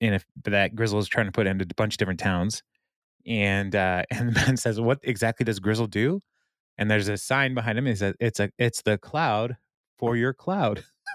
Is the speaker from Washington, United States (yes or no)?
yes; Lynnwood, Washington, United States; I'm from the Linwood area.